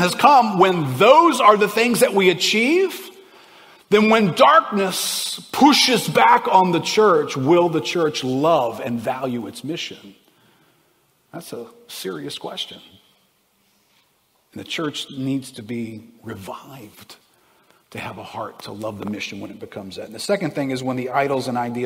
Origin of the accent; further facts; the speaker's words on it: United States; I'm an American